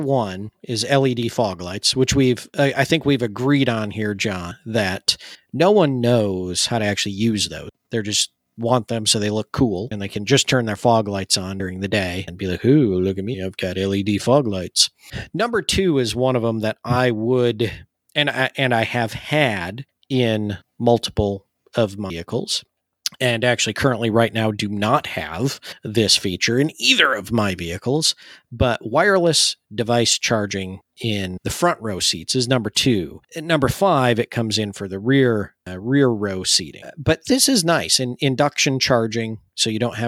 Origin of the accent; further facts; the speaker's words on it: Michigan, United States; moved away; I grew up in Michigan, and we have a lot of water there too